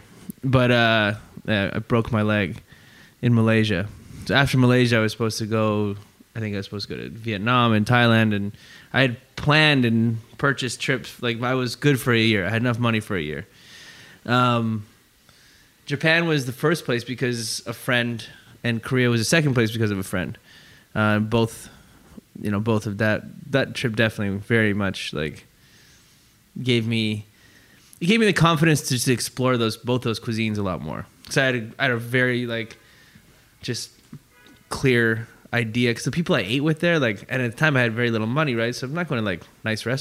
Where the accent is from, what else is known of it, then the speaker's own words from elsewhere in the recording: Calgary, Alberta, Canada; moved away as an adult; now in Hong Kong; growing up in Calgary